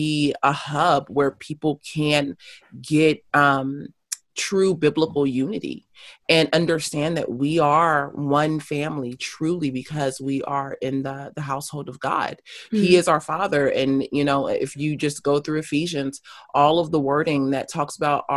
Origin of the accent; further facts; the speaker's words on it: Los Angeles, California, United States; also born or lived in South Africa; I am born and raised in Los Angeles South Los Angeles for the first 15, 16 years of my life, and then moved up to a suburb